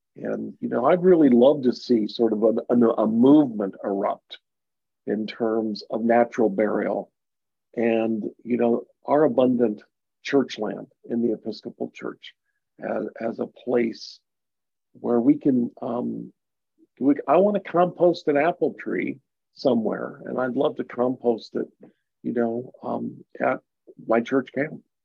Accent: Mankato, Minnesota, United States; moved away; was in Mankato Minnesota my hometown

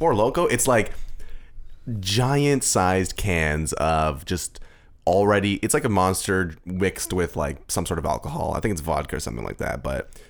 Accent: Sarnia, Ontario, Canada; I'm from Sarnia, actually.

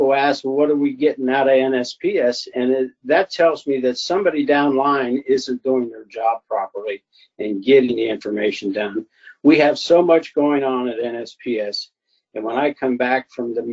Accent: Alliance, Ohio, United States; a private business in Alliance, Ohio, my hometown.

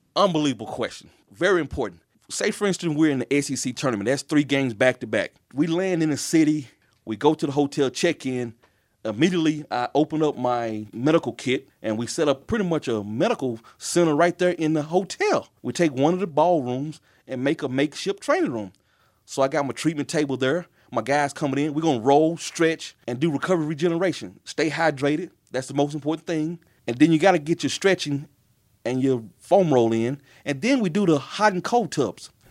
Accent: Tylertown, Mississippi, United States; moved away as an adult; also born or lived in McComb, Mississippi / Memphis, Tennessee; now in Lexington, United States; my hometown, which is, uh, Tylertown, Mississippi

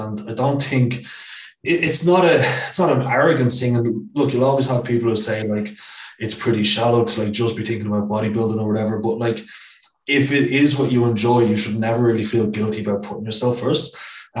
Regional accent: Dublin, Leinster, Ireland; moved away as an adult; I'm from Dublin like yourself

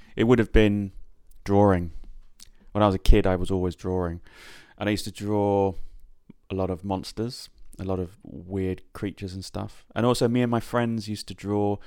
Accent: Yateley, South East England, United Kingdom; moved away as an adult; also born or lived in Coventry; I was born in Coventry, but I, and I lived there for the first six years of my life, and then I, um, moved to a small town called Yately, i, when I was about six, which was sort of where I met most of my friends and then remained in that area probably till I was about twenty.

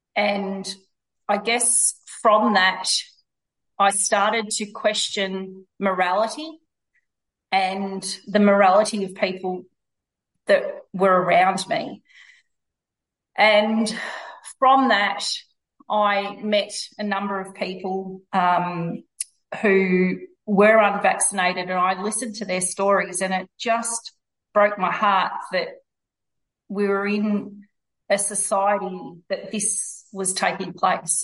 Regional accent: Victoria, Australia; I'm from Victoria

